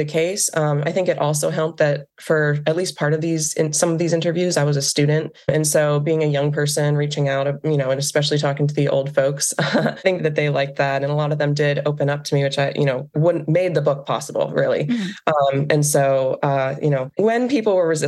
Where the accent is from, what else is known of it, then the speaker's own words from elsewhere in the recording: Western Pennsylvania, United States; growing up in Western Pennsylvania